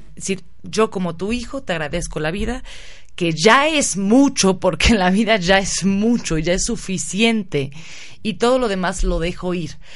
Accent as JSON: {"language": "Spanish", "country": "Mexico", "said": "todos somos mexicanos"}